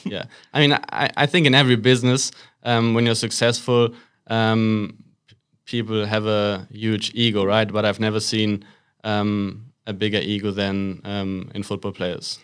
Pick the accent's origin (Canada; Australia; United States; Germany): Germany; Waltrop, North Rhine-Westphalia; a small town is called Waltrop. It's not far away from Dortmund, um, so the west of Germany. That's where I grew up.